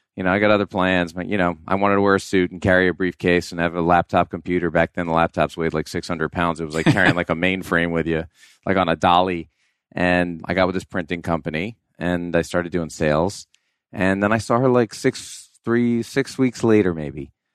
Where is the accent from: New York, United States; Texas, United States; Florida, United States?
New York, United States; I grew up in New York, so I was, like, shoveling driveways